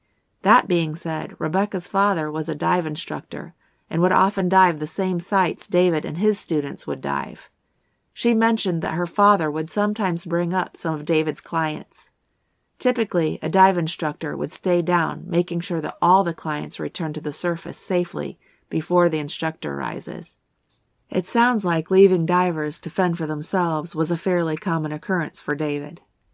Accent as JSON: {"language": "English", "town": "Tortola", "country": "British Virgin Islands", "tie": "born there", "said": "Part of the reason this case was so intriguing to me was because I was born in Tortola. My brother was born there as well."}